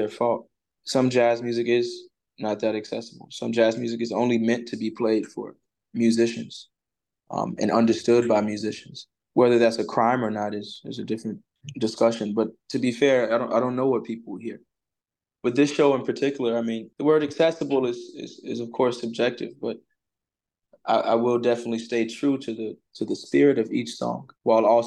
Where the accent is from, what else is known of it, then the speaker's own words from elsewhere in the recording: the South, United States; I grew up in the Black church in the South